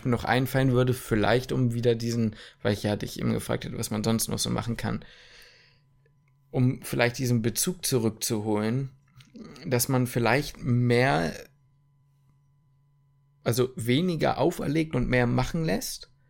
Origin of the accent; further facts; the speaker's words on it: Ruhr area, North Rhine-Westphalia, Germany; ich komme aus dem Ruhrpott.